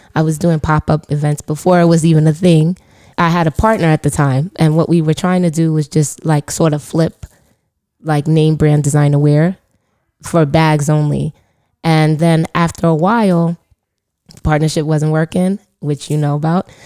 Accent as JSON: {"language": "English", "town": "New York City", "region": "New York", "country": "United States", "tie": "born or raised there", "said": "I grew up in the Bronx"}